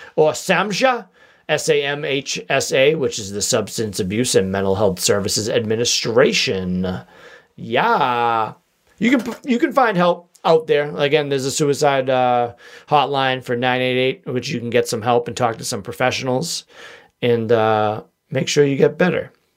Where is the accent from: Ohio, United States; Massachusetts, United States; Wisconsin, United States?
Massachusetts, United States; Boston; accent: wicked Boston; my wicked Boston accent